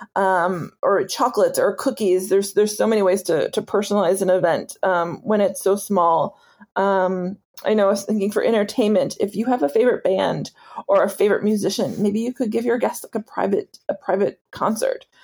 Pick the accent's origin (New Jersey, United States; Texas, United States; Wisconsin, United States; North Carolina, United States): Wisconsin, United States; moved away; in a park uh, in my hometown